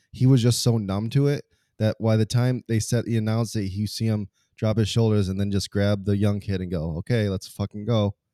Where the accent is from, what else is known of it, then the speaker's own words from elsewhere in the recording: United States; being American